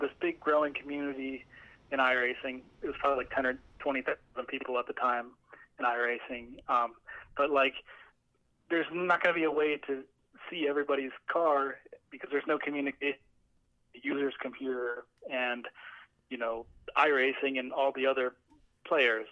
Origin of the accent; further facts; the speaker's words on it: Allentown, Pennsylvania, United States; I'm from uh, Allentown, Pennsylvania